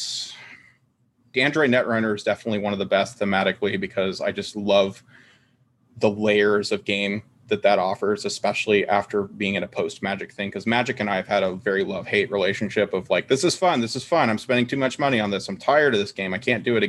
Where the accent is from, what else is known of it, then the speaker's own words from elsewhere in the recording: United States; I'm an American